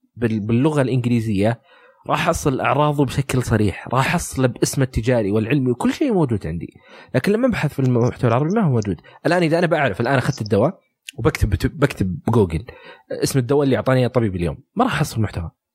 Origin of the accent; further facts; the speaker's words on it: Saudi Arabia; عندنا في السعوديه